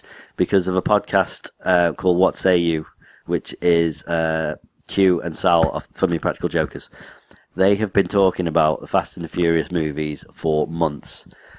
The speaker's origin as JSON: {"language": "English", "country": "United Kingdom", "said": "I'm British."}